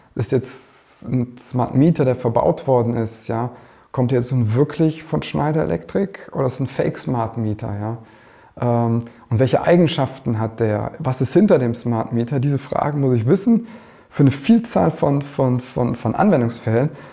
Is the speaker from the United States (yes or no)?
no; Germany; als Deutscher